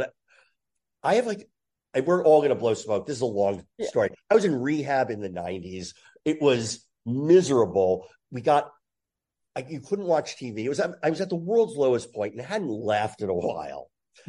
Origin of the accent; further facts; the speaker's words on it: New Jersey, United States; I grew up in Jersey.